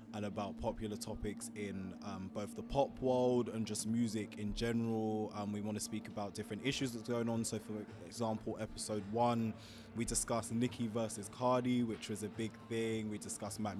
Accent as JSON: {"language": "English", "region": "London", "country": "United Kingdom", "said": "I'm from London, London, England, that is."}